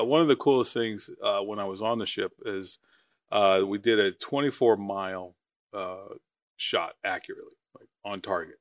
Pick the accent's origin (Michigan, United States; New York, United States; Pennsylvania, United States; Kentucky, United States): New York, United States; Long Island; moved away as an adult; I'm originally from New York, Long Island